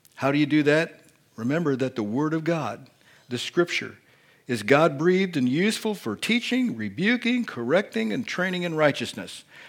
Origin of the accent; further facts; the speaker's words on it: Indiana, United States; accent: Hoosier; I was born and raised in Indiana. I speak the Hoosier dialect of English